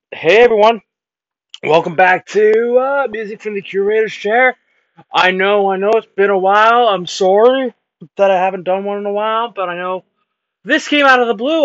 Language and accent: English; Canada; I was born Canadian